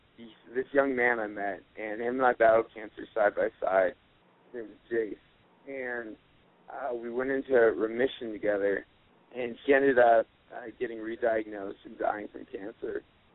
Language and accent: English; Aurora, Colorado, United States; Cool. I am from Aurora, Colorado.